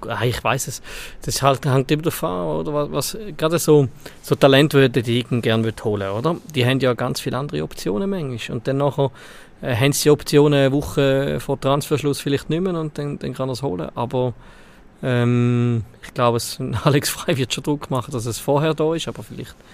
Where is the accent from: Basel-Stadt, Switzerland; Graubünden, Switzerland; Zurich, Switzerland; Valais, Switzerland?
Valais, Switzerland; Gut als Walliser.